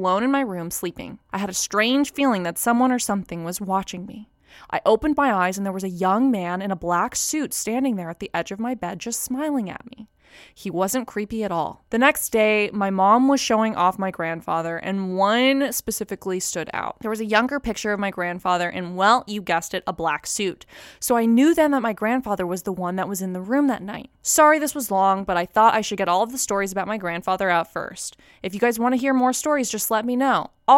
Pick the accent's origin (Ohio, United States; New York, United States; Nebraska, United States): Ohio, United States; Cleveland; I'm from Cleveland, Ohio.